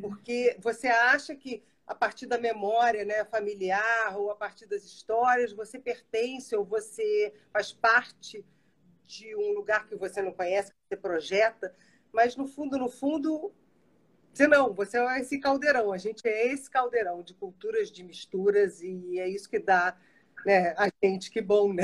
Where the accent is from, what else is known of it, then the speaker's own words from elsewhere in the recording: Brazil; eu sou brasileira e alemã, eu me considero assim um microcosmo da população brasileira